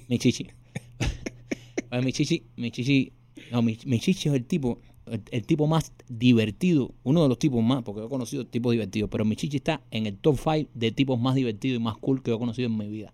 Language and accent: Spanish; Miami, Florida, United States; nosotros somos latinos y somos de Miami